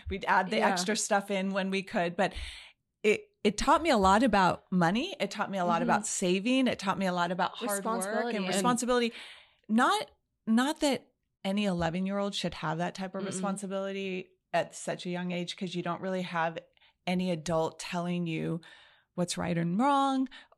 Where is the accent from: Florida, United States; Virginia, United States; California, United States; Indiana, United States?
California, United States; Los Angeles; I was raised in the San Fernando Valley. That's a very large area.